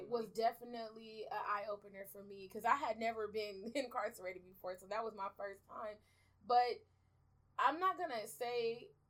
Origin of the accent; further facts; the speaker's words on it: Belize; like I told you earlier, I'm originally from Belize. So at the, I just got my citizenship last year